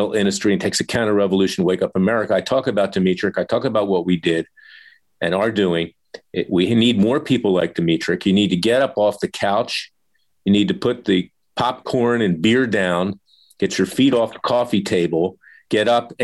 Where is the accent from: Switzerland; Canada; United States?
United States; Florida; my home state of Florida